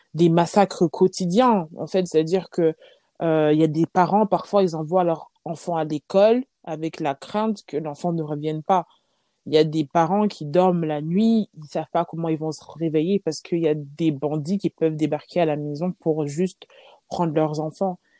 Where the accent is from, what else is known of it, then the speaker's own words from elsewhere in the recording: Lyon, Auvergne-Rhône-Alpes, France; J'ai grandi à Lyon, je suis née à Lyon